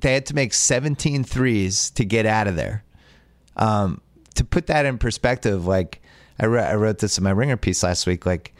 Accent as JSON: {"language": "English", "region": "East Coast", "country": "United States", "also_born_or_lived": "Boston", "said": "I'm from the East Coast. I lived in Boston, had a lot of cold moments."}